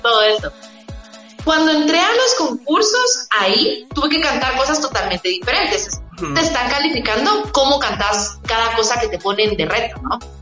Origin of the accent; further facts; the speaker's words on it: Guatemala; somos de Guatemala, dos mujeres que estamos dentro de la música